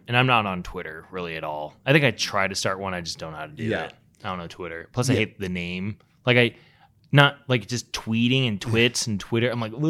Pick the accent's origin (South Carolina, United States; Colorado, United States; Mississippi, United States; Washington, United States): Colorado, United States; And we're like, oh, we're both from Colorado.